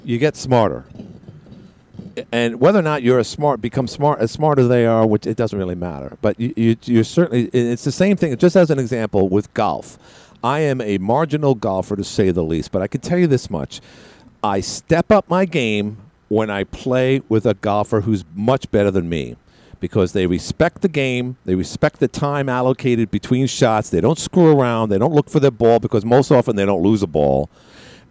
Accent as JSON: {"language": "English", "town": "New York City", "region": "New York", "country": "United States", "tie": "born or raised there", "said": "growing up in Woodhaven, Queens"}